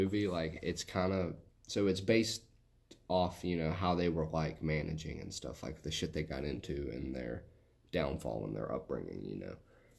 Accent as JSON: {"language": "English", "region": "West Virginia", "country": "United States", "said": "I just kind of talk real fast and sort of an accent like this because, you know, I'm from West Virginia."}